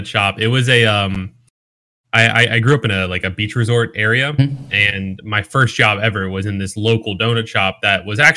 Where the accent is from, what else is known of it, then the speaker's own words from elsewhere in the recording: Ocean City, Maryland, United States; also born or lived in West Virginia; now in Dallas-Fort Worth, United States; I grew up in Ocean City, Maryland.